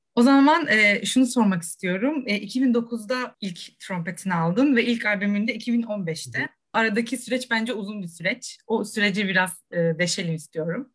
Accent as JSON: {"language": "Turkish", "town": "Rize", "region": "Rize Province", "country": "Turkey", "said": "Ben de Rizeliyim"}